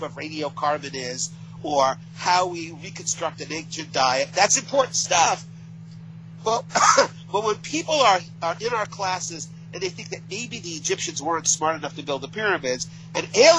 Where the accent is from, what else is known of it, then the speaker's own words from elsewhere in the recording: Connecticut, United States; I come from Connecticut. I'm here in Connecticut